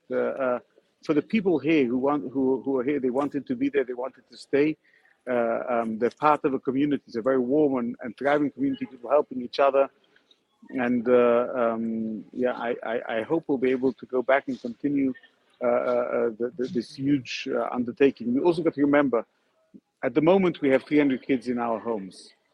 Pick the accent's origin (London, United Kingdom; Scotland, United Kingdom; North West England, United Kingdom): London, United Kingdom; moved away as an adult; also born or lived in Ukraine (ancestry); now in Odessa, Ukraine; I was born in London, and I came to Odessa in 1999